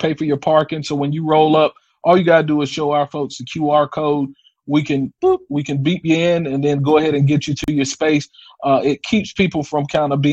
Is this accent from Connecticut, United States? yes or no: no; North Carolina, United States; moved away as an adult; also born or lived in Delaware / Alabama; now in Jackson, United States; I'm originally from North Carolina, so I'm coming to Jackson by way of transplant